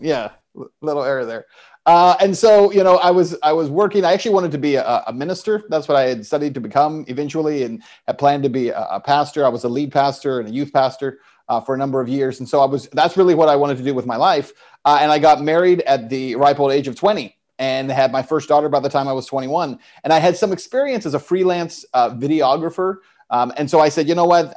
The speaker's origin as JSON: {"language": "English", "town": "El Paso", "region": "Texas", "country": "United States", "tie": "born or raised there", "moved": "yes", "said": "I was in El Paso at the time, my hometown"}